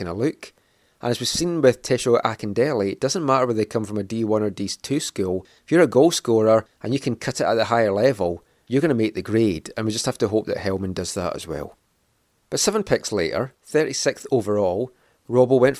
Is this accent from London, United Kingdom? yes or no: no; Scotland, United Kingdom; moved away as an adult; now in Vancouver, Canada; I moved over from Scotland